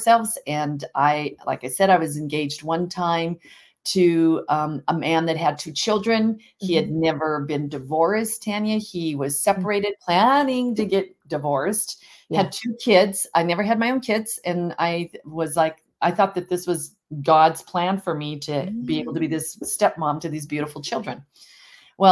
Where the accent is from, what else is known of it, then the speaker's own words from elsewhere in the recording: Montana, United States; I'm here from Montana, obviously, and grew up on a ranch part-time and in a small community of 35,000 people